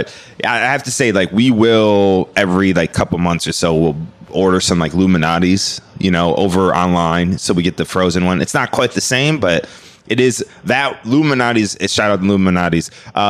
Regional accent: Skokie, Illinois, United States; moved away as an adult; Born and raised in Skokie, Illinois

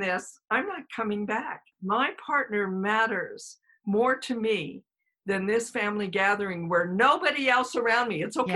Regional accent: Colorado, United States; also born or lived in New York; I grew up in Colorado, but originally from New York

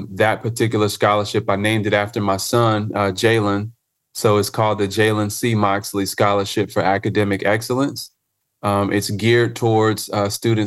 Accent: Charlotte, North Carolina, United States; I'm a native Charlottean, right? So I grew up right here in Charlotte, North Carolina

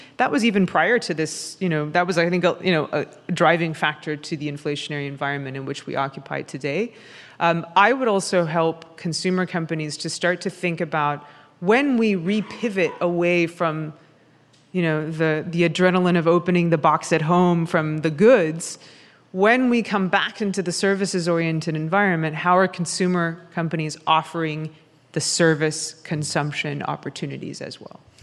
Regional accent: New York City, New York, United States; I speak as a New Yorker

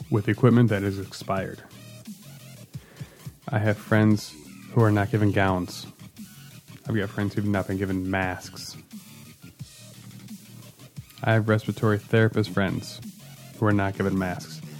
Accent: Midwest, United States; as a Midwesterner, uh, pages I really appreciate is uh, uh, Charlie Berens, who does the Manitowoc Minute

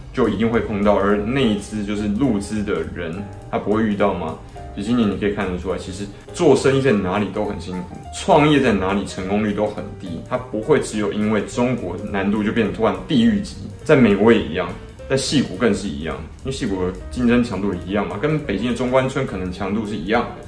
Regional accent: Taiwan; 我们台湾人跟 香港人

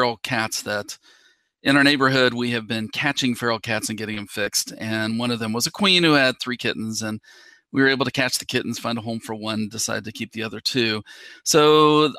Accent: West Virginia, United States; moved away as an adult; also born or lived in Minnesota / Tennessee; now in Georgia, United States; I am originally from West Virginia

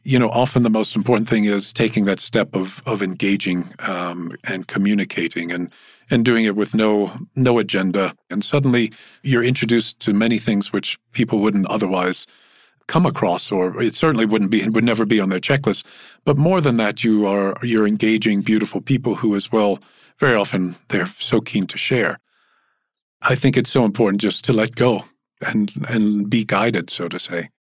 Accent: Louisiana, United States; moved away; I, I come from Louisiana

